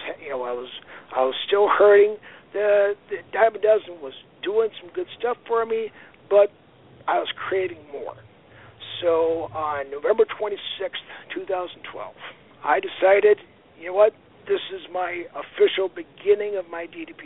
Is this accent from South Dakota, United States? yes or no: yes; Aberdeen, South Dakota, United States; now in Sioux Falls, United States; I grew up in Aberdeen, South Dakota